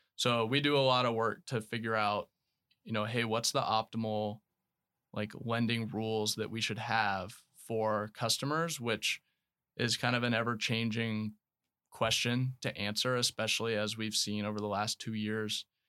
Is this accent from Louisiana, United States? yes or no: no; Knoxville, Tennessee, United States; moved away as an adult; also born or lived in Florida / Alabama; Born in Florida, I grew up in Knoxville, Tennessee